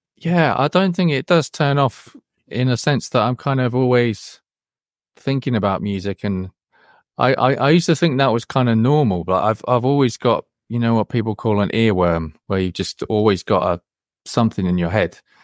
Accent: Wellingborough, East Midlands, United Kingdom; I grew, I grew, grew up in a, well, a small village near a town near Wellingborough

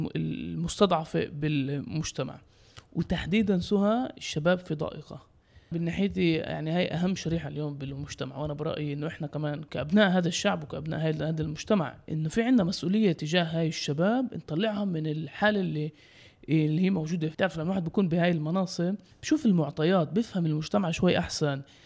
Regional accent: Jaffa, Tel Aviv District, Israel; أنا عايش في مدينة يافا انولدت بمدينة يافا لعائلات يافية

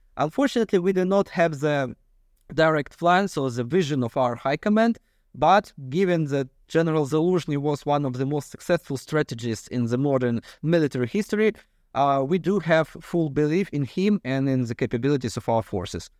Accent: Kyiv, Ukraine; Being a Ukrainian citizen, being a, a Kiev citizen, well, basically, I'm now in my hometown in Kiev working on uh, Ukrainian victory

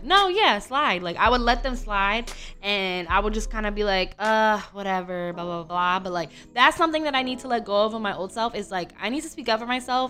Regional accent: United States; I'm American

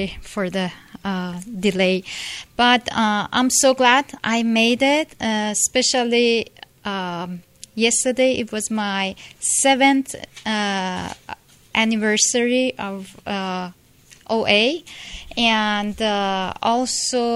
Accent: Iran; moved away as an adult; now in United States; I'm from Iran, Persia, and when I was 18, I came to United States, and I'm 47 now

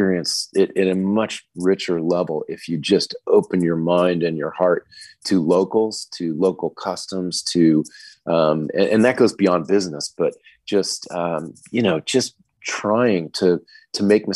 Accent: United States; moved away as an adult; also born or lived in Australia / New Zealand; now in Singapore; I was … from America

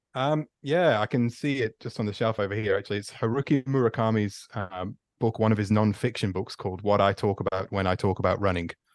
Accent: Stoke-on-Trent, West Midlands, United Kingdom; moved away as an adult; also born or lived in Victoria, Australia; now in Australia; I'm from Stoke on Trent in the Midlands in uh, in England, which nice. was uh, born there and grew up there, and left

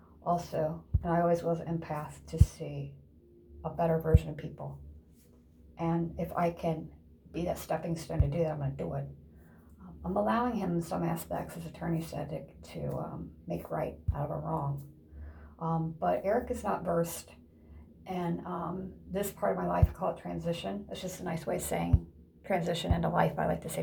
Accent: Ohio, United States; moved away; also born or lived in Indiana; In Ohio, my home state

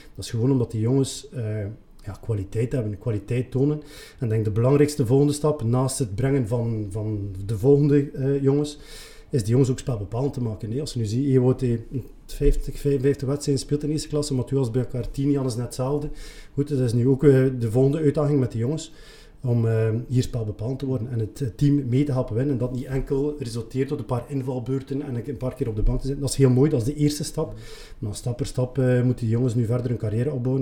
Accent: Leuven, Flanders, Belgium; ik ben eigenlijk geboren en getogen in Leuwen

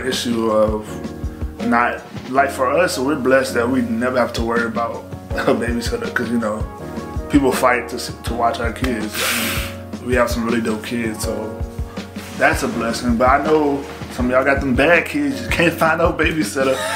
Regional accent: the South, United States; I'm from the South, real old school

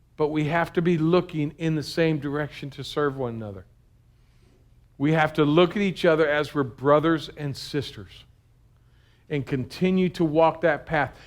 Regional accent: United States; being an American Christian

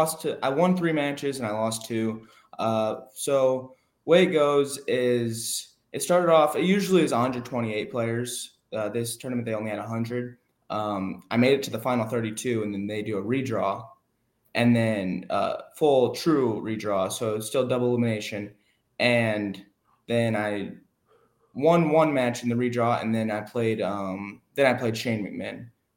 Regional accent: Iowa, United States; I'm 16 years old. I'm from Iowa. I still live in Iowa.

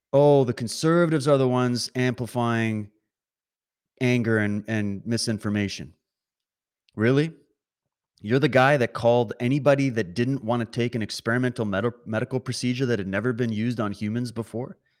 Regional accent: Canada; I'm watching from Canada

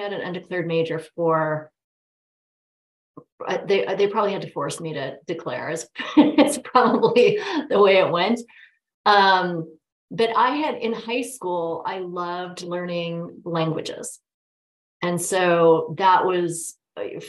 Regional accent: Denver, Colorado, United States; also born or lived in Boulder, Colorado; I am originally from Denver. That's where I grew up

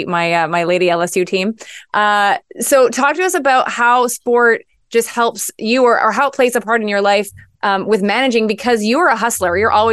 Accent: Montreal, Quebec, Canada; As a Canadian, it's very interesting because, you know, we have our view of what our neighbors to the south are.

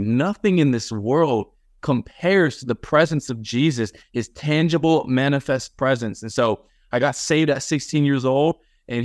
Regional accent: Los Angeles, California, United States; I was actually born in Los Angeles, like in the actual city of LA. And that's where I grew up at.

